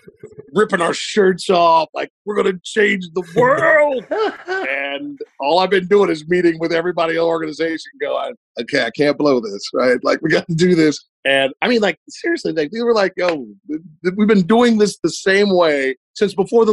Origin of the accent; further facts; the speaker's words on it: Ohio, United States; moved away as an adult; also born or lived in Cleveland, Ohio / Cincinnati, Ohio / Bowling Green, Ohio; now in Miami, United States; I grew up in Ohio